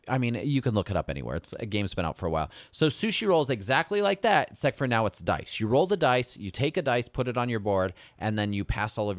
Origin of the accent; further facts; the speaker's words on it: United States; I'm also American and I went to public school here.